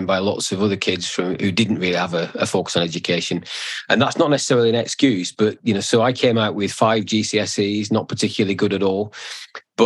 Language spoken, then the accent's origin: English; Bolton, North West England, United Kingdom; I grew up in Bolton